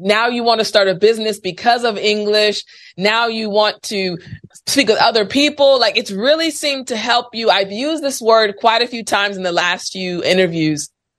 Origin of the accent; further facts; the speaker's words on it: United States; I'm American